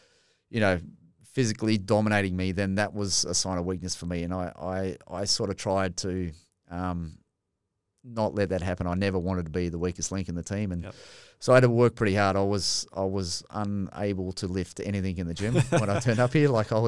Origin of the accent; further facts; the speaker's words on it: Australia; because I'm an Aussie, it was acceptable that you're allowed to mock and punch and do whatever.